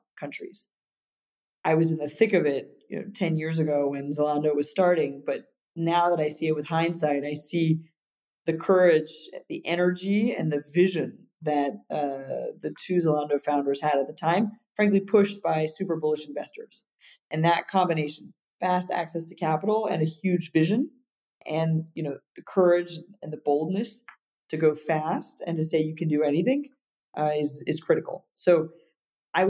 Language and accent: English; United States; moved away; also born or lived in Paris, France; I was living in Europe as an American